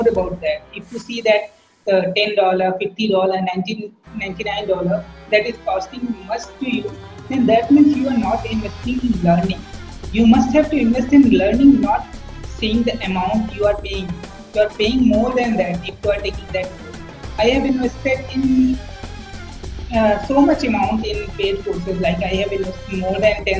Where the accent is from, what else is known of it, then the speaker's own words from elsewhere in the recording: India; I'm from India